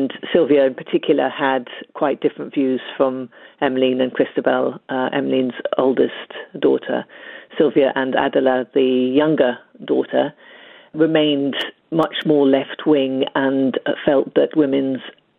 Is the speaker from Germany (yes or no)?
no; Ethiopia; moved away; I was born and brought up in Ethiopia